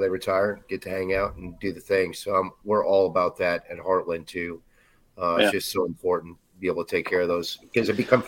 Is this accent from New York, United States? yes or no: no; Wisconsin, United States; I grew up in Wisconsin.